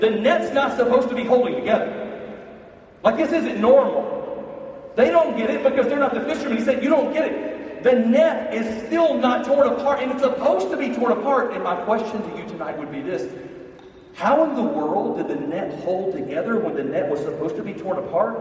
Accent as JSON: {"language": "English", "town": "Birmingham", "region": "Alabama", "country": "United States", "said": "I'm from Birmingham, Alabama"}